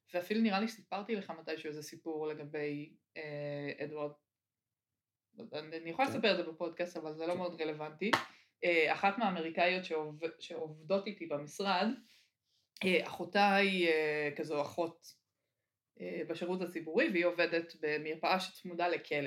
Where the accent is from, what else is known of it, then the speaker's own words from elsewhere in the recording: Israel; אני ממושב